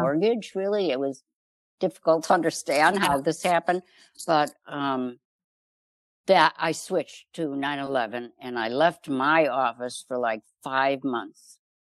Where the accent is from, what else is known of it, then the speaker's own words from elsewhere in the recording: Chicago, Illinois, United States; I grew up in Chicago